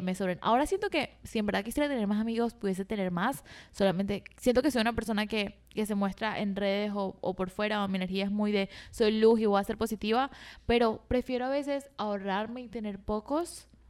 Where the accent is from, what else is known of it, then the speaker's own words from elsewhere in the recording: Venezuela; moved away; yo soy de Venezuela, donde había demasiada toxicidad